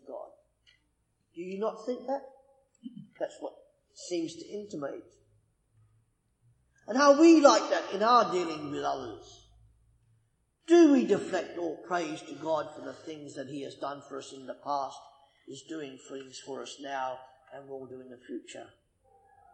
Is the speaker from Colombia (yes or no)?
no; Australia; I'm Australian